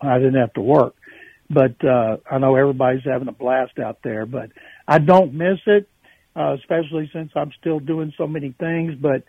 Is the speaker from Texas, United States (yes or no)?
yes; Houston, Texas, United States; I was from Houston